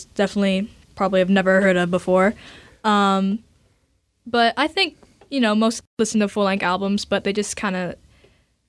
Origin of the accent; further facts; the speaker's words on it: Seattle, Washington, United States; Born and raised here